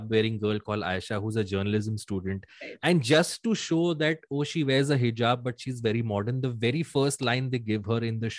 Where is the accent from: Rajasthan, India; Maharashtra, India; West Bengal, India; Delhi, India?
Maharashtra, India; Mumbai; also born or lived in Bangalore; i have pretty much lived my life in bombay